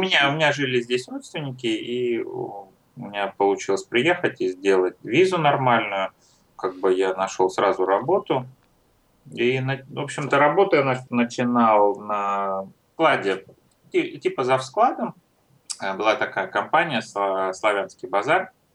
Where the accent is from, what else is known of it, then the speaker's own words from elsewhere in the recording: Troitsk, Moscow, Russia; Я родился в России, в Москве